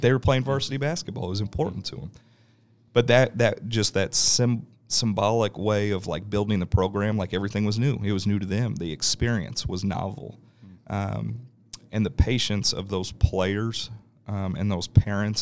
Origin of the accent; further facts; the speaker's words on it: Overland Park, Kansas, United States; I grew up in Overland Park